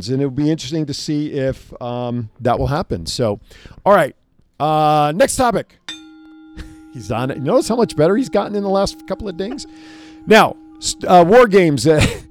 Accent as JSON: {"language": "English", "region": "New Jersey", "country": "United States", "also_born_or_lived": "Pennsylvania", "moved": "yes", "said": "I'm from Jersey originally"}